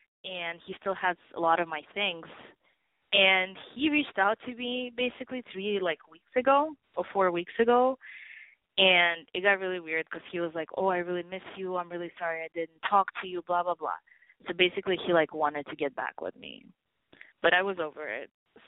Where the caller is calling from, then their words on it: New York, United States; I'm a Libra, actually. I just turned 24, and I'm calling from New York.